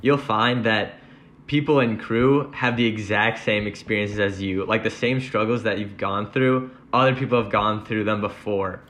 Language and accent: English; Oak Creek, Wisconsin, United States; now in Madison, United States; I'm from Oak Creek, Wisconsin, and I'm majoring in mechanical engineering